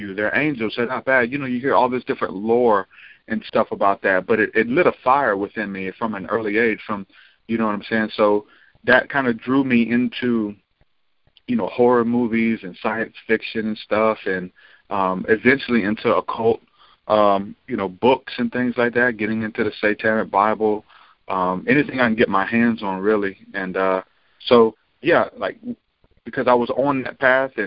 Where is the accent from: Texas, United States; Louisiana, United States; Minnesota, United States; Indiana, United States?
Louisiana, United States; New Orleans; now in Alabama, United States